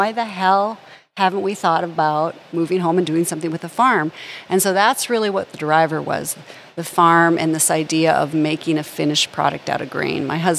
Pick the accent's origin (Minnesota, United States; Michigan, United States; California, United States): Minnesota, United States; Hallock; also born or lived in St. Paul, Minnesota; I was a city girl. I grew up in Hallock.